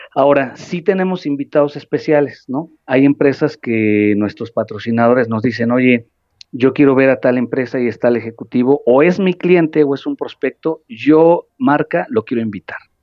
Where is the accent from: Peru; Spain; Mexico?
Mexico; como sociedad mexicana